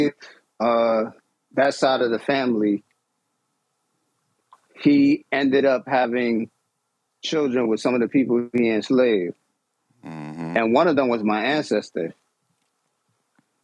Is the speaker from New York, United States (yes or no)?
yes; New York, United States; I grew up in New York